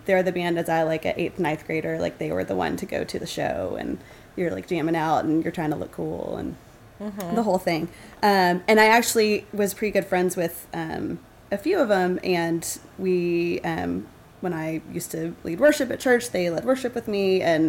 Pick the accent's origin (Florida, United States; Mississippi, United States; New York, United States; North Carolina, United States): Mississippi, United States; Jackson; I am from Jackson, Mississippi.